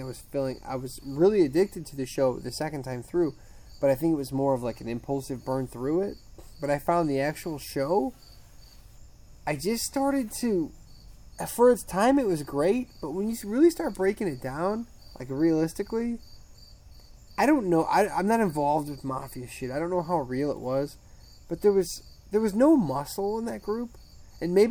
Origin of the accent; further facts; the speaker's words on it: United States; I'm American.